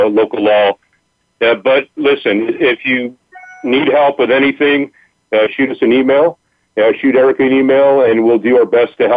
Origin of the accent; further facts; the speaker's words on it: Los Angeles, California, United States; I grew up in Los Angeles